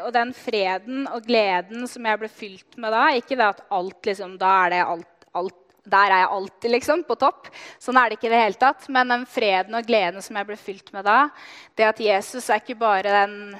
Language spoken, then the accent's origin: Norwegian; Løten, Innlandet, Norway; Jeg er oppvokst i Løten